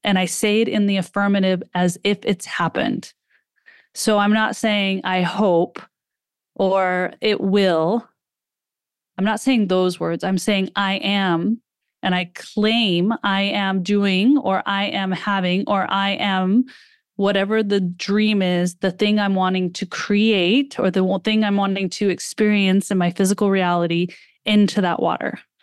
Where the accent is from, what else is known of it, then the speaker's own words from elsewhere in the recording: United States; being an American